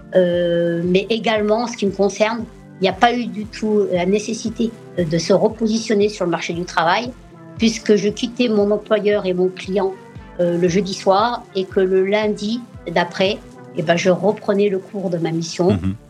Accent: France; moved away as an adult; now in New York, United States; c'est mon pays d'origine et c'est le pays qui m'a permis euh, bah, d'accéder à l'éducation et de, et de grandir

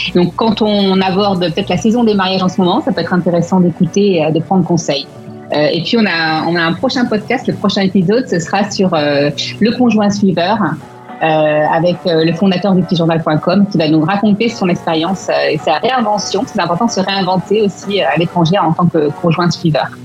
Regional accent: France; also born or lived in Melbourne, Australia; now in London, United Kingdom; en étant français à Londres, puisqu'on peut retourner, on peut rentrer dans notre pays

